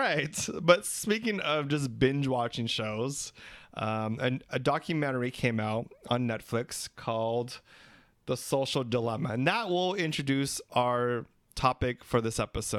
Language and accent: English; Philippines; We're three Filipino gay guys